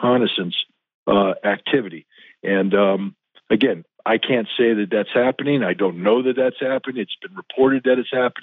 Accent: United States; I'm an American

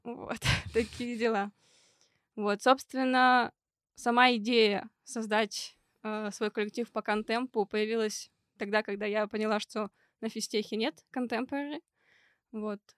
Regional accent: Perm, Perm Krai, Russia; moved away as an adult; now in Moscow, Russia; там, откуда я родом, из Перми, и где я училась первые два курса

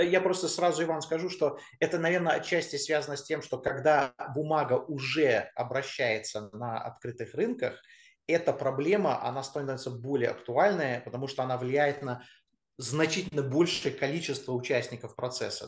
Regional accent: United States; moved away as an adult; now in Russia; я родился в Штатах, я вырос в Штатах, а, приехал я в Россию только после универа

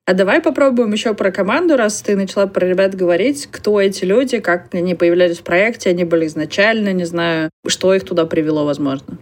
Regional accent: Perm Krai, Russia; Я из Пермского края

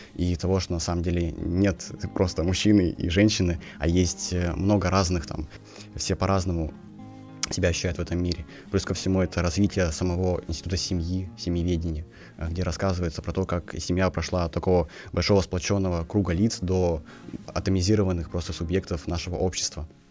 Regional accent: Kazakhstan; moved away as an adult; now in Tomsk, Russia; я сам из Казахстана

